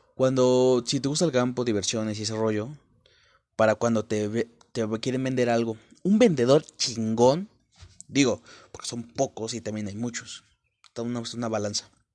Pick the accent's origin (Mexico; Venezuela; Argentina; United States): Mexico; Puebla; moved away; al llegar a la capital, soy de Puebla, México.